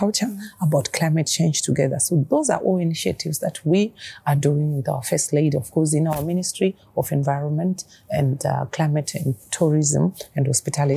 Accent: Zimbabwe

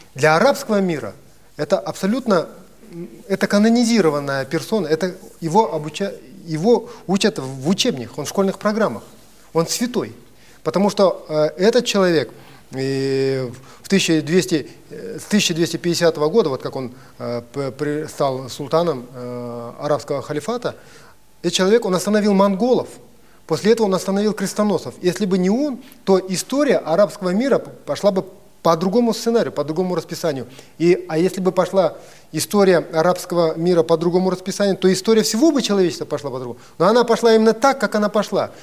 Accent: Kazakhstan; я, как казах

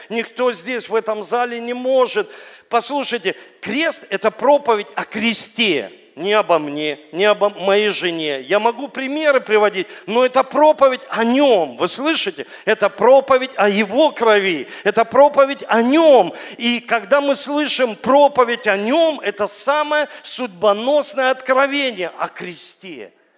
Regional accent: Saint Petersburg, Russia; я родился здесь, в Ленинграде, в Санкт-Петербурге

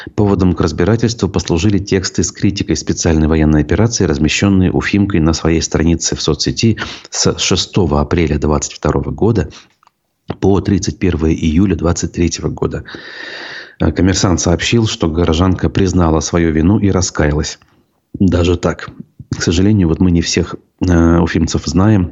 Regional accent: Bashkortostan, Russia; республика в этом смысле наша

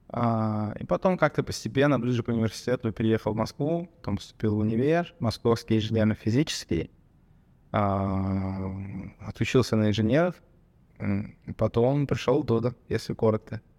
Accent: Armenia; Даже если я сам думаю, что вот я армянин, я думаю, что другие армяне так не делают.

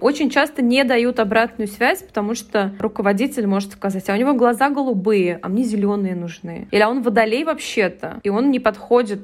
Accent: Kazan, Tatarstan, Russia; я там из Казани

